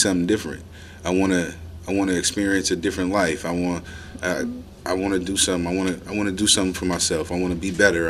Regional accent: Oakland, California, United States; I am born and raised, uh, Oakland, California, um, where I spent most of my childhood.

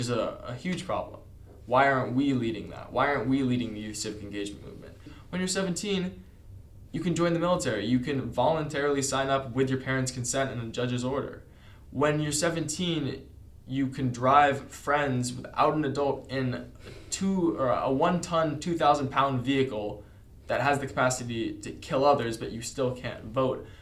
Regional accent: Santa Monica, California, United States; I'm from Santa Monica, California

